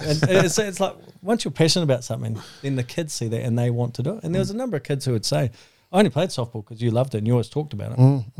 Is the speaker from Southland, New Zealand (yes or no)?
no; Upper Hutt, Wellington, New Zealand; Upper Hutt for me, Upper Hutt Wellington. 5018 is where I've sort of born and bred and bred my own young fella.